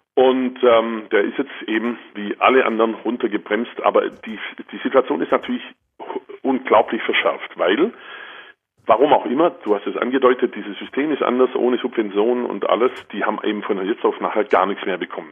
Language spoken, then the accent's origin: German; Germany; bei uns in Deutschland